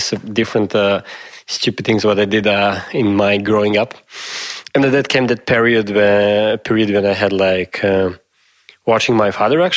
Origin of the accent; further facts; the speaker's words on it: Serbia; also born or lived in Yugoslavia; where are you from? I say Serbia